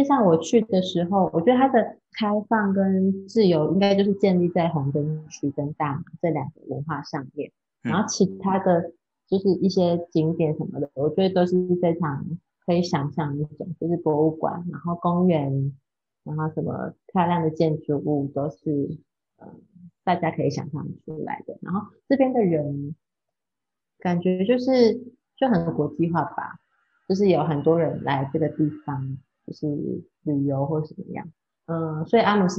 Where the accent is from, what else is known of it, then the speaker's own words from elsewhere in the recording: Taiwan; moved away as an adult; also born or lived in Australia; now in Netherlands; 首先知道我是台湾人的时候